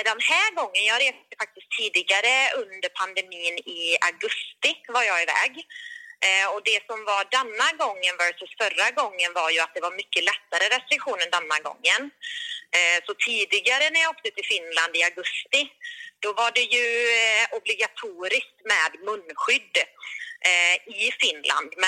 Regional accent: Sweden; för mig som svensk

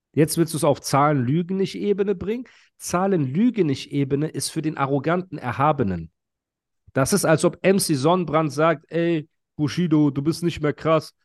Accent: Heidelberg, Baden-Württemberg, Germany; Ich bin Heidelberger

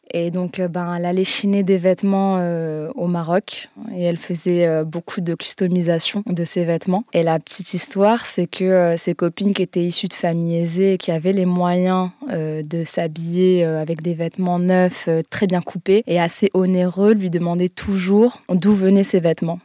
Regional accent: Guénange, Grand Est, France; on a grandi euh, dans une petite ville qui s'appelle Guénange, en Lorraine

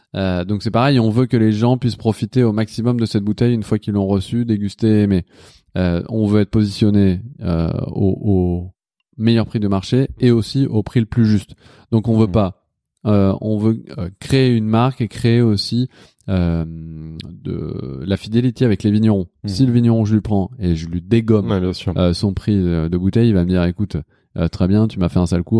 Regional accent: Lyon, Auvergne-Rhône-Alpes, France; now in Paris, France; je viens de Lyon

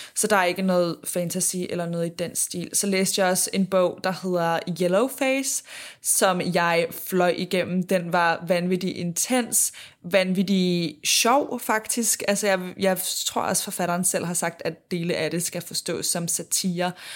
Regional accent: Denmark; moved away; jeg var hjemme i Danmark

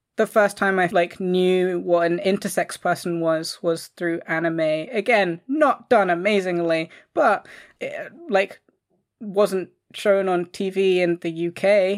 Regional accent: London, United Kingdom; I grew up in London

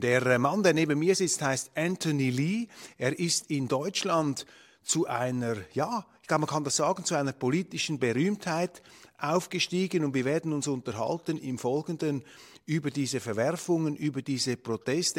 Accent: Switzerland; als Schweizer

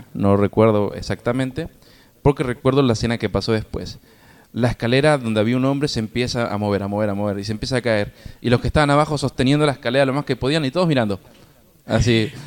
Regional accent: Argentina; como los argentinos estamos tan acostumbrados, de bebé tomamos mates

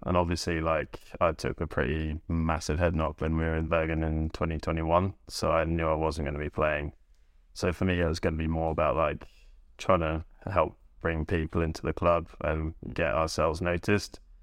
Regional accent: Northamptonshire / Bedfordshire, England, United Kingdom; also born or lived in Leighton Buzzard; now in Norway; I'm from Northamptonshire slash Bedfordshire

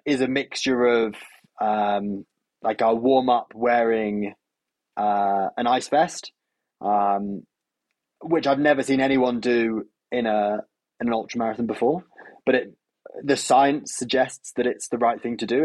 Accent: United Kingdom; as I'm British

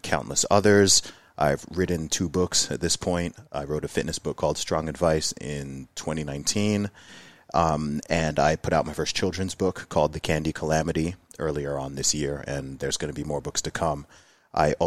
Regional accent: Saudi Arabia; moved away as an adult; also born or lived in Luton, United Kingdom; I was born in Luton, but I didn't grow up there. I grew up in Saudi Arabia, in the Middle East. I lived there for 20 years

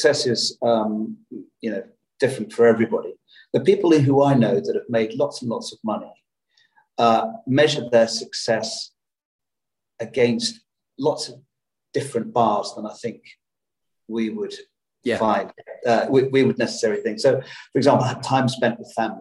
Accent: Birmingham, West Midlands, United Kingdom; I was brought up in Birmingham

